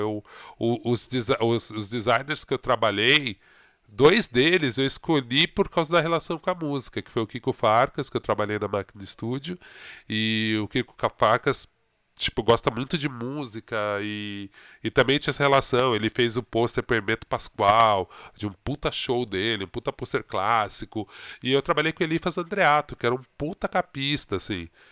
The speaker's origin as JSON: {"language": "Portuguese", "region": "São Paulo", "country": "Brazil", "tie": "born or raised there", "said": "Eu, eu cresci na Vila das Mercedes, no Ipiranga."}